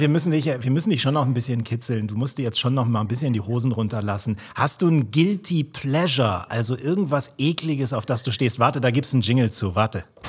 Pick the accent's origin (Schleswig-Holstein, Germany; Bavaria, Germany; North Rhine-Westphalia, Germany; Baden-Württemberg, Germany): Schleswig-Holstein, Germany; Kiel; Ich bin Kieler